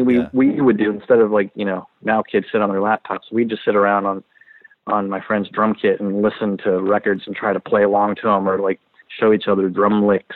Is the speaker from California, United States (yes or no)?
yes; San Pedro, California, United States; I grew up in San Pedro